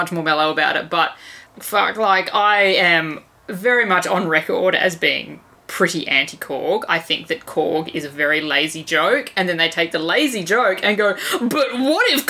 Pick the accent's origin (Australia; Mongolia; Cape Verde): Australia; as an Australian